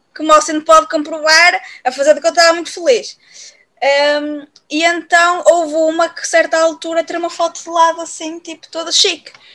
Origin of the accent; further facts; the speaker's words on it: Viana do Castelo, Norte, Portugal; now in Braga, Portugal; nasci em Viana do Castelo, mas eu agora vivo, uh, não é? E, e vivo em Braga